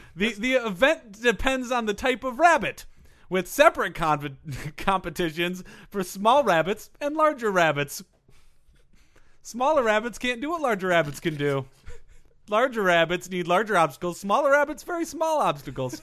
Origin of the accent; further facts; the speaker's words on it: Minnesota, United States; I grew up in Minnesota